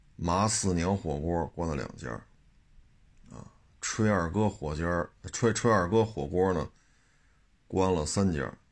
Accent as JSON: {"language": "Chinese", "region": "Beijing", "country": "China", "tie": "born or raised there", "said": "我就生在这儿，长在这儿"}